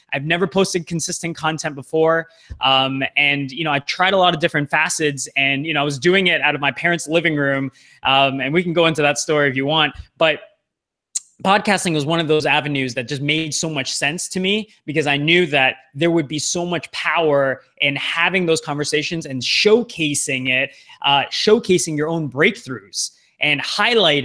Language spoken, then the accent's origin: English; Toronto, Ontario, Canada; moved away as an adult; also born or lived in Vancouver; My hometown is in Toronto, and it's my first time kind of living on the West Coast.